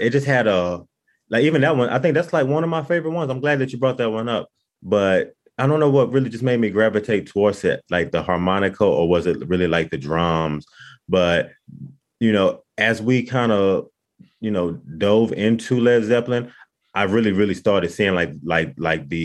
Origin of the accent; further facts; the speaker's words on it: Dallas, Texas, United States; we're from Dallas, Texas. So, you know, we kind of like grown up hearing country music around us